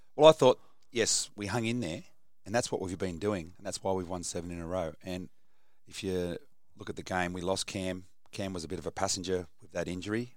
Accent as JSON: {"language": "English", "town": "Botany", "region": "New South Wales", "country": "Australia", "said": "we're both from Botany"}